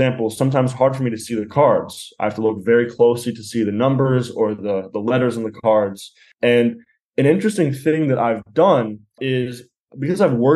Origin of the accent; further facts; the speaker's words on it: Los Angeles, California, United States; I'm from Los Angeles and I'm 20 years old